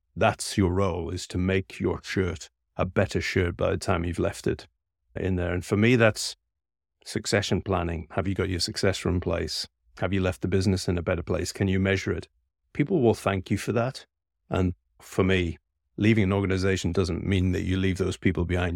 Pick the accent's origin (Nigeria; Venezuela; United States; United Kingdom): United Kingdom; Scotland; I'm a Scotsman by birth